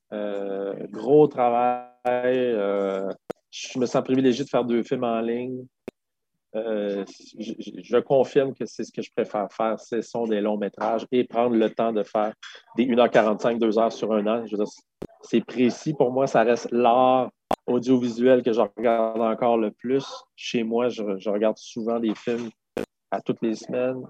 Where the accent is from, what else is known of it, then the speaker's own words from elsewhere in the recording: Quebec City, Quebec, Canada; first language French; je viens de Québec, j'ai un, un, anglais pourri